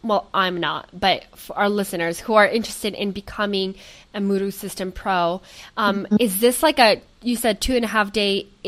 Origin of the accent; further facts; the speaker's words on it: Portland, Oregon, United States; I am originally from Portland, Oregon.